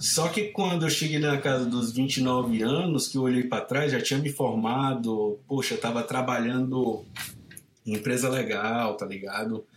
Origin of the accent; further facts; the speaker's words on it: Caucaia, Ceará, Brazil; moved away as an adult; also born or lived in Santa Barbara, California; now in San Francisco, United States; eu sou de uma cidade chamada Calcaia. Ela fica bem na costa, tipo assim, o centrinho fica a 7 km da praia. Eu cresci nesse centrinho